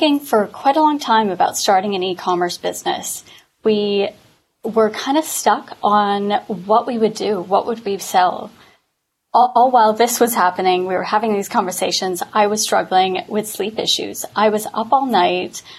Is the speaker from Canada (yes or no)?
yes; Canada; now in London, United Kingdom; I am a Canadian living in London